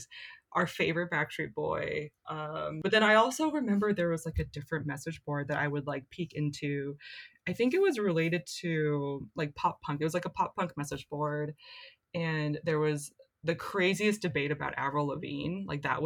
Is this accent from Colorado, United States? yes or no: no; Lawrence, Kansas, United States; In 2003, I was in high school in a place called Lawrence, Kansas